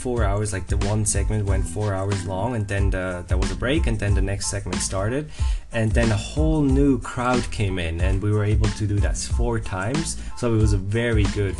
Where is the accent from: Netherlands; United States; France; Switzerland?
Switzerland; German-speaking Switzerland; moved away; when I grew up in Switzerland, the German speaking part